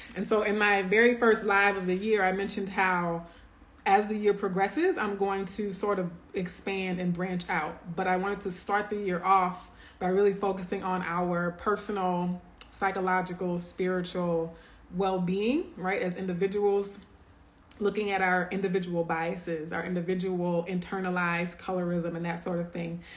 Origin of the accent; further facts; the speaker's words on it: Louisiana, United States; moved away; We're originally from Louisiana